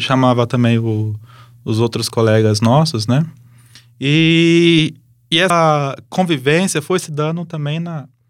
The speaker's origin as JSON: {"language": "Portuguese", "town": "Lins", "region": "São Paulo", "country": "Brazil", "moved": "as an adult", "lives_now": "Campo Grande, Brazil", "said": "Sou de Lins, interior de São Paulo"}